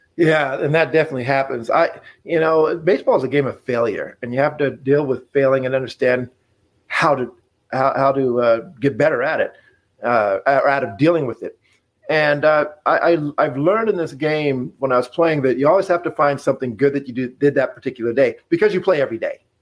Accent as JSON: {"language": "English", "town": "Casper", "region": "Wyoming", "country": "United States", "tie": "born or raised there", "moved": "as an adult", "said": "me being born and raised in Wyoming, I, I didn't know much about what was outside of uh, of Casper, Wyoming."}